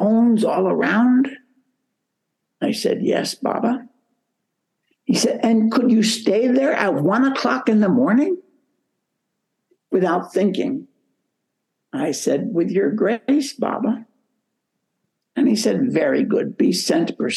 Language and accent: English; United States; first language English; moved away as an adult; also born or lived in Philippines / Malaysia; I was from America, United States.